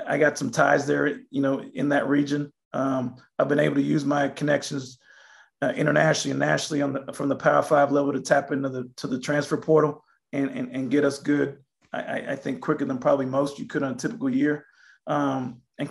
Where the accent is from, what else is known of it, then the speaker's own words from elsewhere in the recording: Australia; moved away as an adult; now in United States; I grew up in Australia. You know, I'm half Australian